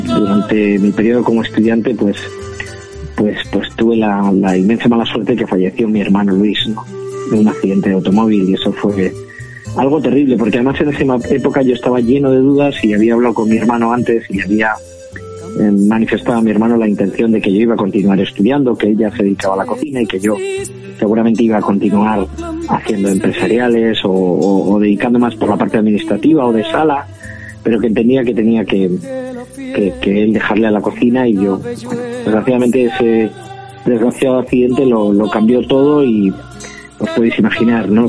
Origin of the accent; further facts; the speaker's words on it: Ezcaray, La Rioja, Spain; soy cocinero de La Rioja, de un pueblecito que se llama Escaray, y pertenezco a la quinta generación de, una familia que se lleva dedicando a la hostelería desde 1898